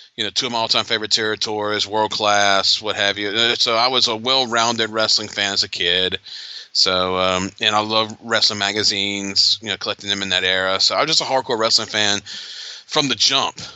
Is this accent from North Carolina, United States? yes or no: no; Atlanta, Georgia, United States; growing up in Georgia, you know, Crockett, Jim Crockett Promotions was what I grew up